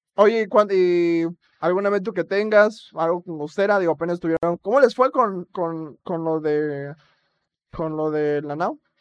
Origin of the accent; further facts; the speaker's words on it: Acapulco, Guerrero, Mexico; soy orgulloso de que soy de Acapulco